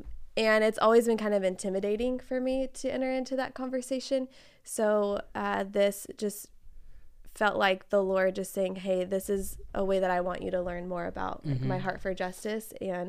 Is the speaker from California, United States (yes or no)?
yes; Fresno, California, United States; Fresno, here. I mean, hardly any diversity, way far removed from all of that, right?